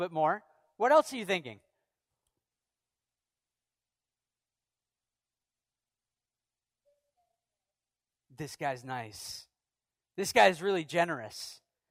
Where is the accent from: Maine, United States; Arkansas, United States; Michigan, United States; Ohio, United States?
Maine, United States; I'm from Maine